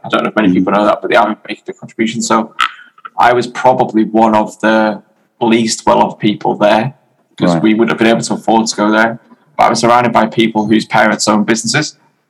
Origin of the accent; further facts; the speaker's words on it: Wales, United Kingdom; also born or lived in Germany; While my family, so I was born in Germany. While my family lived in Germany, I went to boarding school in North Wales.